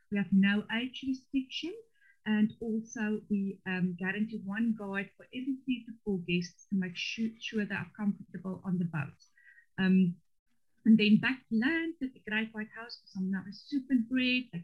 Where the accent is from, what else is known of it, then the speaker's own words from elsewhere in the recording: Northern Cape, South Africa; first language Afrikaans; English is a second language; moved away; in South Africa, I am from the Northern Cape. My father is a sheep farmer, so it's very dry there.